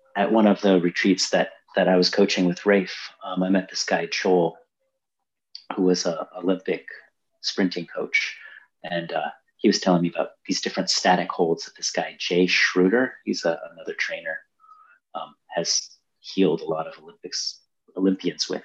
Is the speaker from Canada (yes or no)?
no; Brazil; moved away; I grew up in Brazil